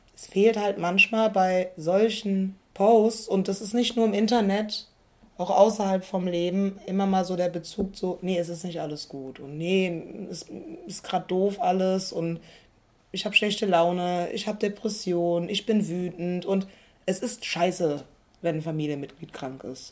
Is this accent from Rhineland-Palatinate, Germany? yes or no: yes; Koblenz, Rhineland-Palatinate, Germany; Ich komme aus Koblenz